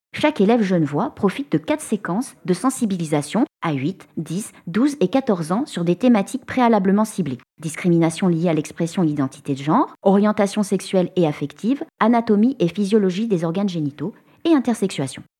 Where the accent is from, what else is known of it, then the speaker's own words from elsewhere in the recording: France; Chez nous, en France